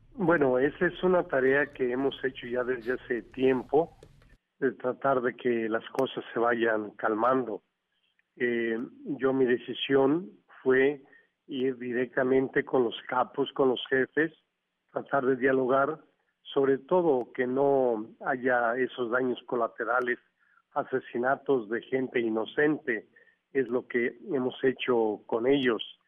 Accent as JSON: {"language": "Spanish", "country": "Mexico", "said": "yo lo hago como mexicano"}